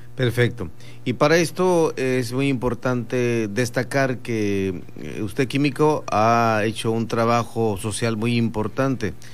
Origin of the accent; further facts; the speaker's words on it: Bahía Tortugas, Baja California Sur, Mexico; now in La Paz, Mexico; Soy de Bahía Tortugas